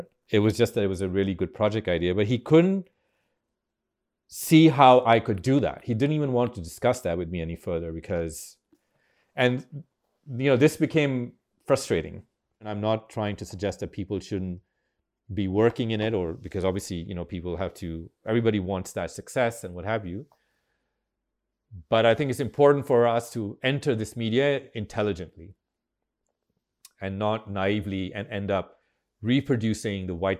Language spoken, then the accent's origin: English; Pakistan; And the irony is, of course, that I'm more American than Pakistani.